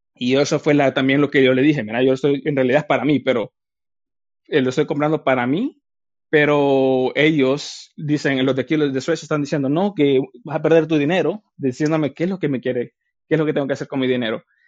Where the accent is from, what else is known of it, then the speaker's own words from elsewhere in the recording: El Salvador; Yo también soy de Salvador